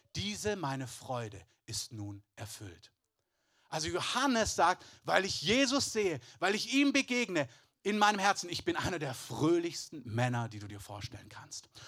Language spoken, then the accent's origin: German; Southern Germany, Germany; ich bin in, in Süddeutschland groß geworden, meine halbe Verwandtschaft kommt aber aus dem Elsass